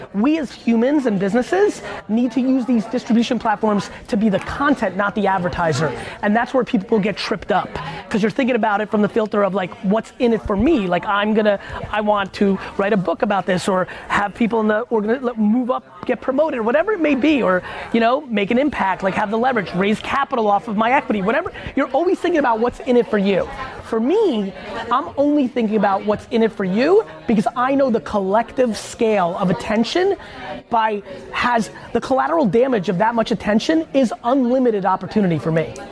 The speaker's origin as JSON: {"language": "English", "town": "Edison", "region": "New Jersey", "country": "United States", "tie": "born or raised there"}